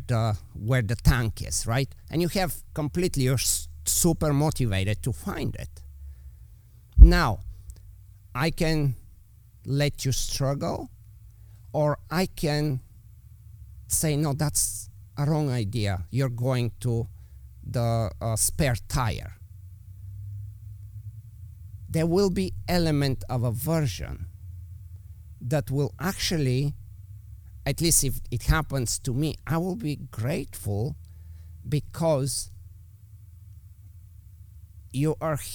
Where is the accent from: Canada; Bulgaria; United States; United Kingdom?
Bulgaria; accent: Eastern European; English is a second language; moved away; I'm obviously with my accent, you know, I'm from Eastern Europe. So let's say we go back to Bulgaria